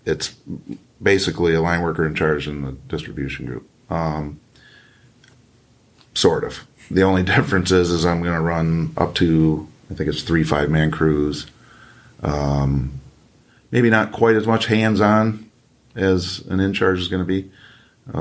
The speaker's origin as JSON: {"language": "English", "region": "Michigan", "country": "United States", "tie": "born or raised there", "said": "raised in this state. I wasn't born here, but I was raised here"}